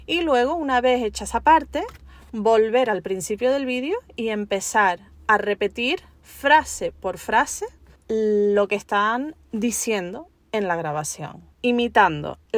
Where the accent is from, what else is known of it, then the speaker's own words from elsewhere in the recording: London, United Kingdom; Nací y me crié en Londres. Mis padres fueron emigrantes canarios y esto pues permitió que yo creciera en un entorno naturalmente bilingüe. Me crié hablando dos idiomas a la vez, español en casa y el inglés